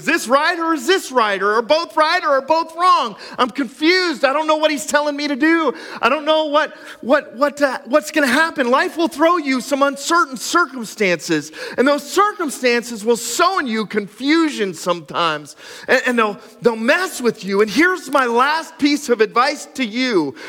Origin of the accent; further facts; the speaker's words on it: Cressona, Pennsylvania, United States; When I grew up in Cresona, your parents would hand you a BB gun and half a sandwich